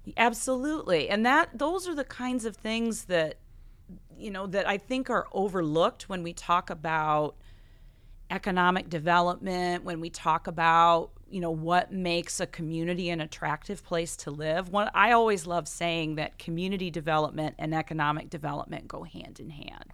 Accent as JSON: {"language": "English", "area": "Buchanan County", "region": "Iowa", "country": "United States", "tie": "born or raised there", "lives_now": "Coralville, United States", "said": "I grew up on a hog farm outside of, or in Buchanan County"}